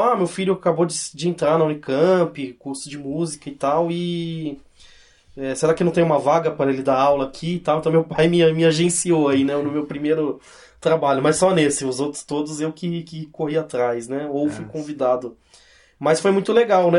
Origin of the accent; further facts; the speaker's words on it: Cosmópolis, São Paulo, Brazil; also born or lived in Santos; Eu, na verdade eu nasci em Santos, mas eu fui para Cosmópolis eu era muito criança